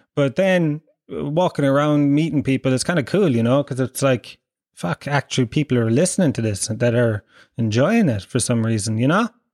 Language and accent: English; Ireland; we grew up in in Ireland